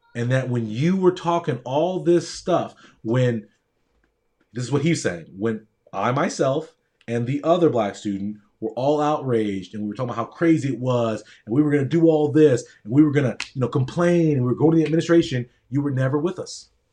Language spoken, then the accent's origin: English; Newport Beach, California, United States; also born or lived in Palo Alto; I grew up in Orange County in Newport Beach